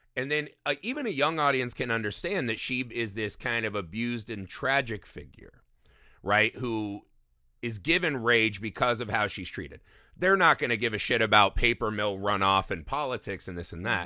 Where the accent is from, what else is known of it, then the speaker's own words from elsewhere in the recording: Indiana, United States; growing up in Indiana, we were always surrounded by cornfields everywhere